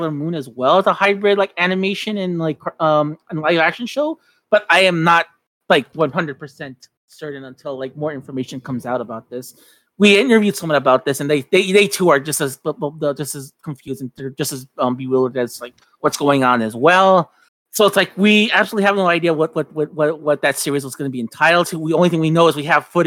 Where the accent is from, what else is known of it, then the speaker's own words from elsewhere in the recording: Mexico; now in United States; while I was growing up in Mexico